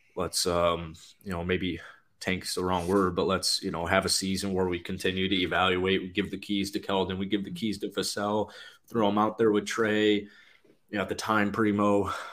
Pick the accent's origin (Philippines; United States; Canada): United States; Midwest; as a Midwesterner, with several family members, alma mater, Wisconsin